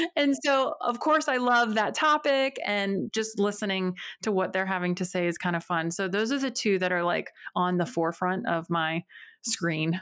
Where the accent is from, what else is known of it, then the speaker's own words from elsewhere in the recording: outside Winston-Salem, North Carolina, United States; moved away as an adult; also born or lived in Springfield, Missouri; now in Northern Virginia, United States; And then my family, we moved to North Carolina. And so, most of my life was outside of like the Winston-Salem area, tiny town, very rural.